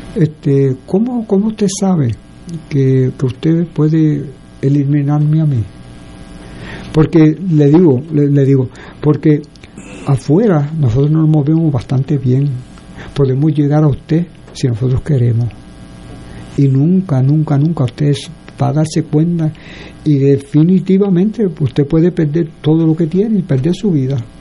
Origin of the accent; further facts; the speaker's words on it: Puerto Rico; Nosotros somos puertorriqueños